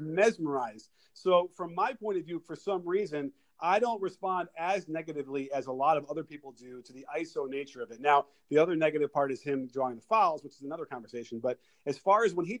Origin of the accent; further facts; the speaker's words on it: Chicago, Illinois, United States; I grew up in Chicago Stadium watching the Bulls